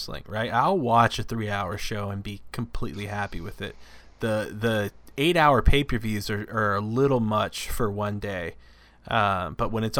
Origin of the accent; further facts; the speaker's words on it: United States; I'm American